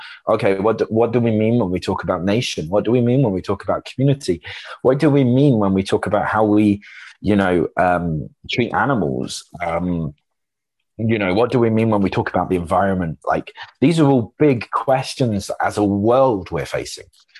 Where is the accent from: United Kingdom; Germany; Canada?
United Kingdom; we're a bit more mute as a British people